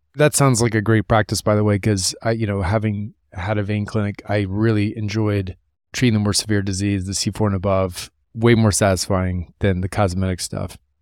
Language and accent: English; Columbus, Ohio, United States; coming from my hometown, Columbus, Ohio